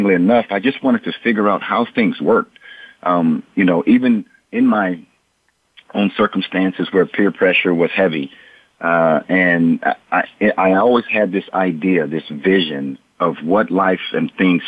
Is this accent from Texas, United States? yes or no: yes; Port Arthur, Texas, United States; growing up in Port Arthur, Texas, I was surrounded by drug abuse, addictions, violence, economic ruins